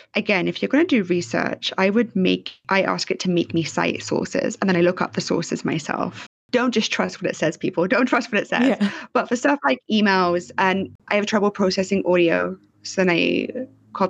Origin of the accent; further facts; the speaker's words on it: London, United Kingdom; I'm from London